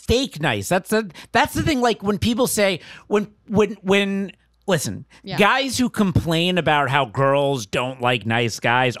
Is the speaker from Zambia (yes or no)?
no; Boca Raton, Florida, United States; now in Los Angeles, United States